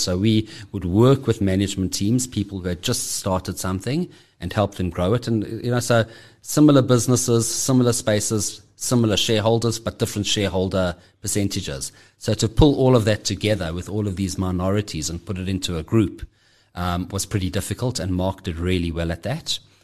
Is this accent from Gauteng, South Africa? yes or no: yes; Johannesburg, Gauteng, South Africa; I'm born and bred in Johannesburg. Uh, have always lived here.